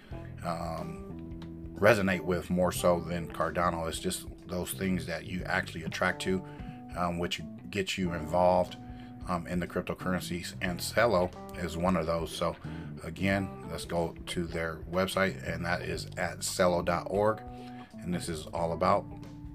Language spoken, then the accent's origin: English; United States; for me being American